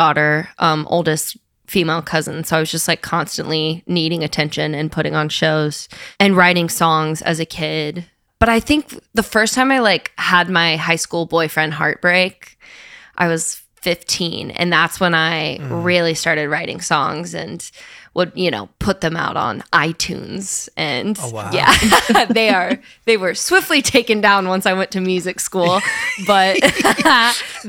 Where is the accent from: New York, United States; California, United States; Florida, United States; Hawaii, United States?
Florida, United States; also born or lived in Nashville; now in Los Angeles, United States; I grew up in Florida